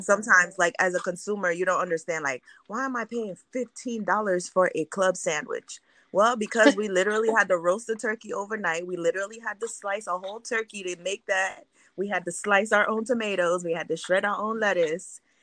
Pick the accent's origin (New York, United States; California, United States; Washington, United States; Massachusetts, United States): New York, United States; also born or lived in Haiti; now in Orlando, United States; I was born in Haiti, grew up in New York